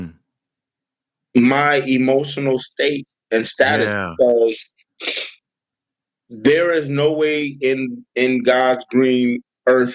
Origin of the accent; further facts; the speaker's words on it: Muskegon, Michigan, United States; my hometown, Muskegon